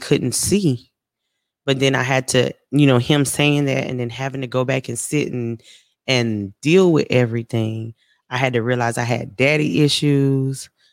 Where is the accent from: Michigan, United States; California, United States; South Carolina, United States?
South Carolina, United States; moved away as an adult; now in Texas, United States; I'm from South Carolina, but I'm living in Texas, so I'm away from home.